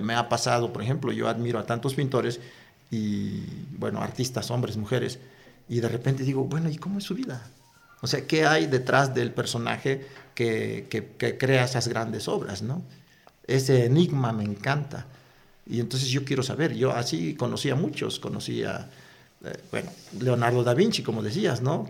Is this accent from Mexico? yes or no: yes; Chicapa de Castro, Oaxaca, Mexico; moved away; la playa de mi pueblo, en donde íbamos a recoger la sal, a levantar la sal, a cosechar la sal, y también íbamos a pescar, pero con una particularidad, con un viento exagerado. Justo ah, cuando desemboca ese viento al mar. Ahí es donde, donde yo nací